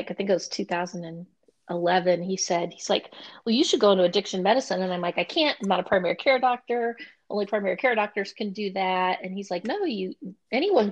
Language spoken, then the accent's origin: English; Portland, Oregon, United States; moved away as an adult; also born or lived in Muncie, Indiana; I'm originally from Portland, Oregon